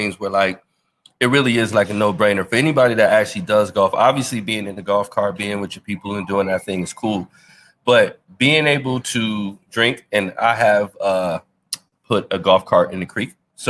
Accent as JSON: {"language": "English", "town": "Buffalo", "region": "New York", "country": "United States", "said": "You know I love buffalo dip because I'm from Buffalo."}